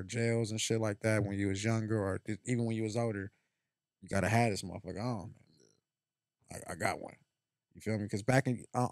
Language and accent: English; Las Vegas, Nevada, United States; also born or lived in California; I was born in Cali, and I grew up out here in Vegas